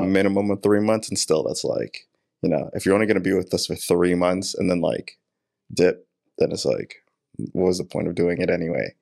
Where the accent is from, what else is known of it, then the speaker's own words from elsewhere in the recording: New York City, New York, United States; I am from Queens, New York, born and raised